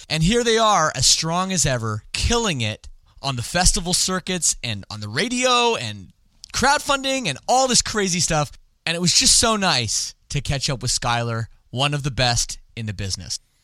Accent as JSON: {"language": "English", "country": "Canada", "said": "I don't speak French despite being Canadian"}